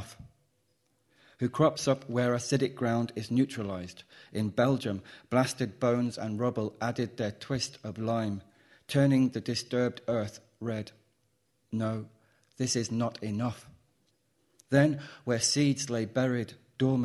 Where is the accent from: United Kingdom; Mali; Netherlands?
United Kingdom; Midlands; maybe it's a Midlands thing, but when I was young, us equally meant me